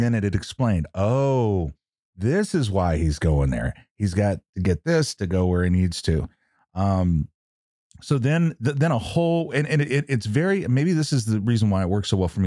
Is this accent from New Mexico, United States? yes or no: yes; New Mexico, United States; I'm from New Mexico